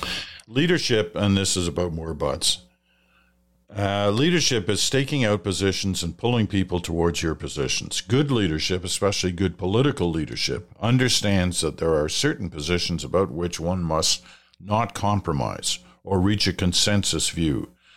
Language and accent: English; Canada; Gave me a lot of comfort, once again, about being a Canadian.